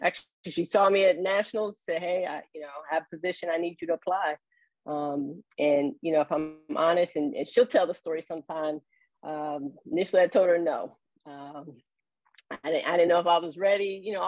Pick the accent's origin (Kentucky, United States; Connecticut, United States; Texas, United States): Kentucky, United States; Louisville; moved away as an adult; now in Columbus, United States; I was actually born and raised in Louisville, Kentucky, about 3 hours south of Columbus. Came to the Ohio State University as a student athlete.